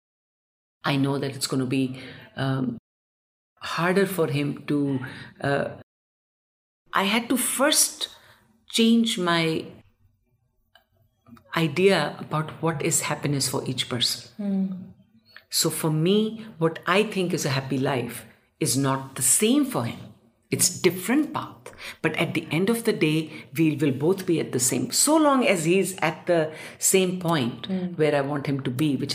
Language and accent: English; India; I also have been born and brought up in India